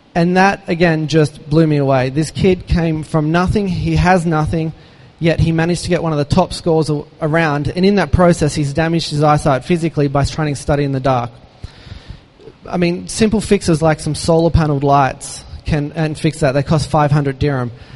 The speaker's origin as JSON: {"language": "English", "country": "Australia", "tie": "born or raised there", "moved": "yes", "said": "an Aussie growing up with uh, one brother, one sister, mum and dad"}